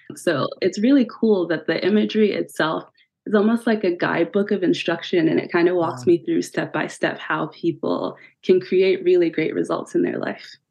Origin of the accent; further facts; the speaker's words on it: Pennsylvania, United States; now in California, United States; I'm originally from Pennsylvania